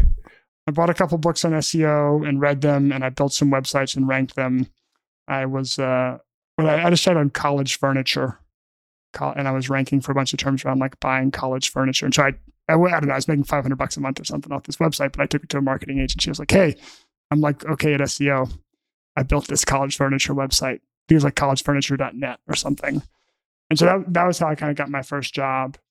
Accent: Memphis, Tennessee, United States; also born or lived in Alabama; I grew up in Memphis, Tennessee

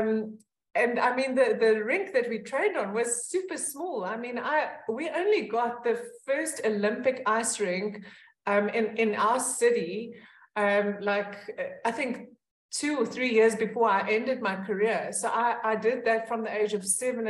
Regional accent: Pretoria, Gauteng, South Africa; I grew up in Pretoria, and I still live in Pretoria

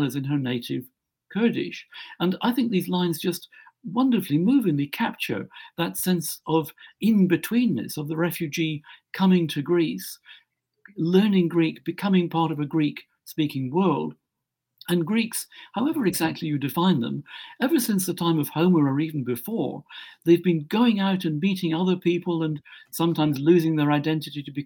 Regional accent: Scotland, United Kingdom; now in England, United Kingdom; I'm a Scot, and I come from Scotland. I live in England

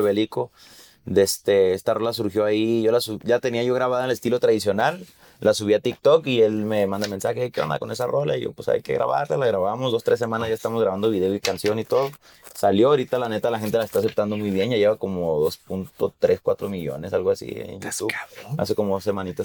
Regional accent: Mexico; lo que está pasando en mi país

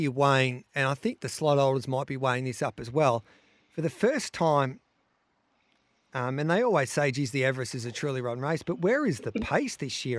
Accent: Western Australia, Australia; Yeah, I'm an Australian. That's what I bloody am. I'm a bloody

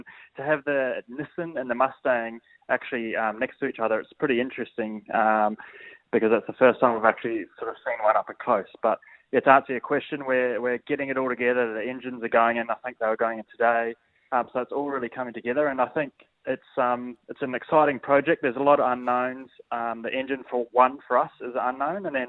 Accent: New Zealand; now in Australia; I'm New Zealander, but I might as well be Australian now.

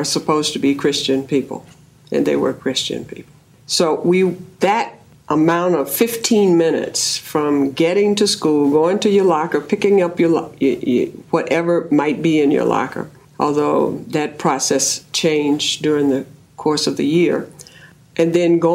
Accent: the South, United States; I grew up in the South

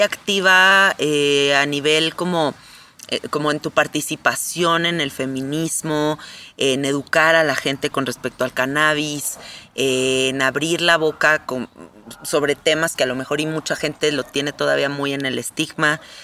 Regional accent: Mexico; soy mexicana

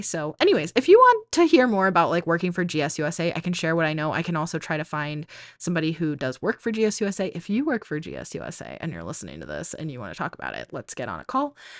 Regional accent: New England, United States; now in Arizona, United States; I grew up in New England and now I live in Arizona

